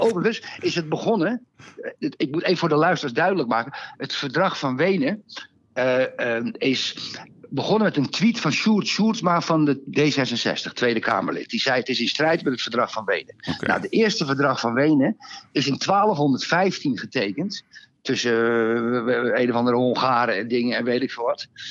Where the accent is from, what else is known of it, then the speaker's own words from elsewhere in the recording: Amsterdam, North Holland, Netherlands; ik kom uit Amsterdam